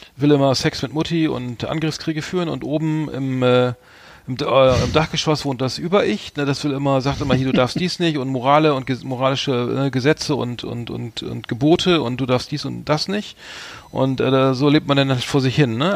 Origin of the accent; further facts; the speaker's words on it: Germany; als Deutscher